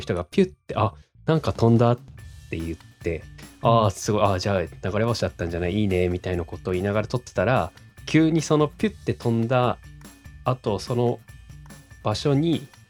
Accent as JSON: {"language": "Japanese", "town": "Oshu", "region": "Iwate", "country": "Japan", "tie": "born or raised there", "said": "僕の地元の 岩手県奥州市が"}